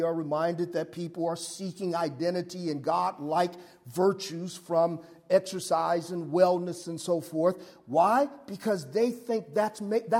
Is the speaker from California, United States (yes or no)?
yes; Los Angeles, California, United States; I grew up in South Central